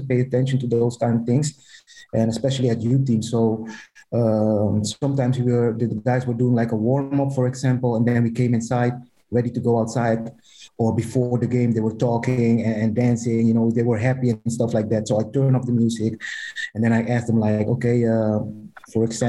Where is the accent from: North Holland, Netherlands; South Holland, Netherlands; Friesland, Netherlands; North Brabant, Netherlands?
North Holland, Netherlands; Amsterdam; I'm from Amsterdam